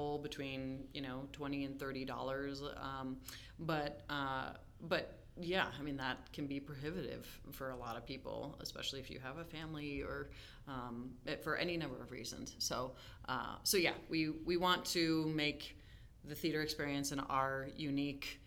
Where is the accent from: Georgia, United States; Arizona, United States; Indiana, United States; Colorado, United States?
Colorado, United States; Denver; I grew up in Denver going to East High School